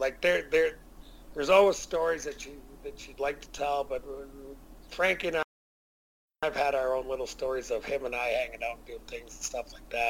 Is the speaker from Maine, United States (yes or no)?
yes; Portland, Maine, United States; I was from Portland. I went to Kalamazoo.